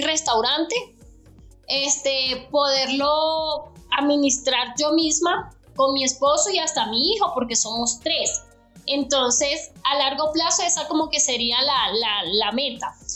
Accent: Venezuela; moved away as an adult; now in Bogotá, Colombia; yo vengo de Venezuela

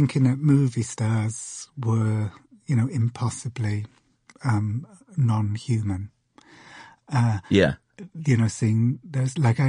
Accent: Cardiff, Wales, United Kingdom; I grew up in Cardiff in Wales.

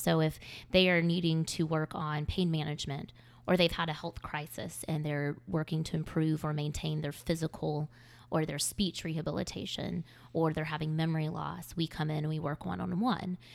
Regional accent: Greer, South Carolina, United States; moved away as an adult; now in Charleston, United States; I moved here from the upstate of South Carolina. I grew up in Greer, and I moved here for school at Charleston.

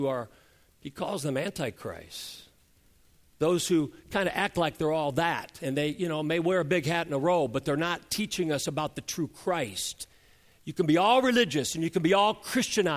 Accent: United States; us Americans have learned to speak English

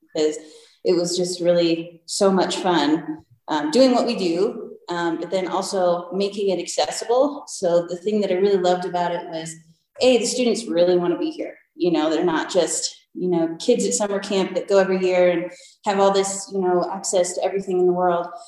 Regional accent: Michigan, United States; now in Breckenridge, United States; I, I grew up in Michigan and playing in the lakes and going skiing all the time

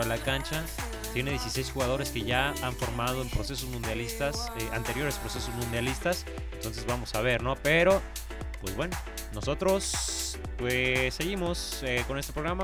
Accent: Mexico; Yo como mexicano, aficionado a fútbol

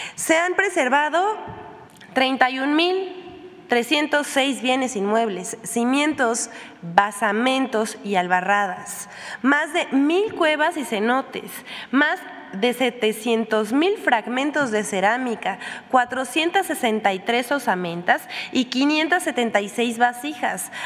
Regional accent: Puebla, Mexico; como poblana

